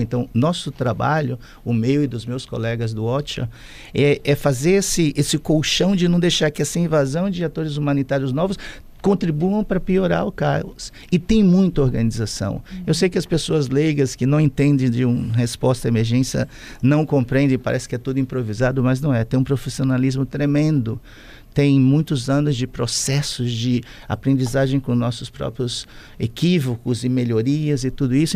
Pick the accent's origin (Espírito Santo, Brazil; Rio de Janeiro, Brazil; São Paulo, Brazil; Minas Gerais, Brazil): Espírito Santo, Brazil; Vila Velha; sou daqui, de Vitória, de, de Vila Velha, na verdade, de Capixaba de coração. É, vim para cá muito pequeno